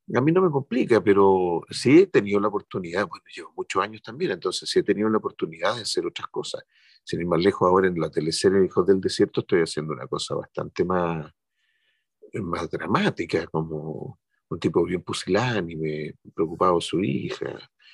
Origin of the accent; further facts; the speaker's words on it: Chile; somos los chilenos